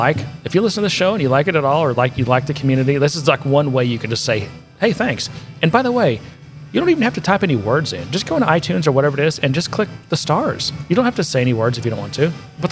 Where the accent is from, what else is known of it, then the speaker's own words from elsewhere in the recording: United Kingdom; Or, you know, whatever. I'm British.